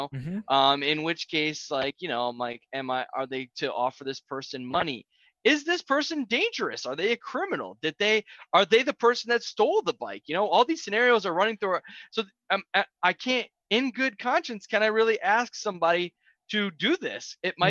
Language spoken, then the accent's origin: English; Nashville, Tennessee, United States; I told him I was coming from the other side of Cheatham County. I didn't tell him I was from Nashville.